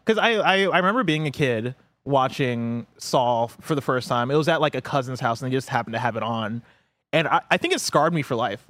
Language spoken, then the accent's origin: English; Illinois, United States; also born or lived in Nigeria; now in San Francisco, United States; I grew up in Illinois